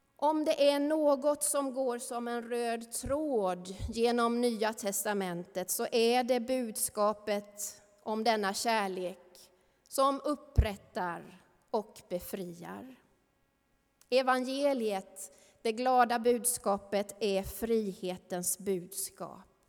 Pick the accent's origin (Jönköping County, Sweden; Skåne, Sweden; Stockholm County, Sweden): Jönköping County, Sweden; Värnamo; i ungdomskören hemma i Missionskyrkan i Värnamo